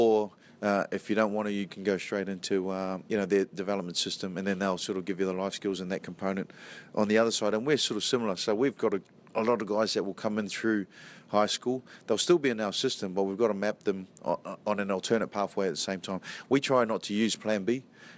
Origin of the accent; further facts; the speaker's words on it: New Zealand; I grew up in New Zealand, so in New Zealand, there's still bits and pieces that float around